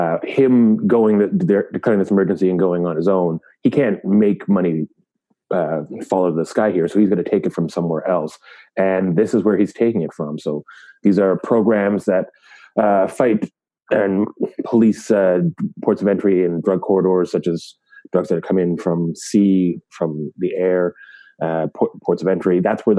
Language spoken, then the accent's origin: English; Canada; I don't recognize President's Day as a Canadian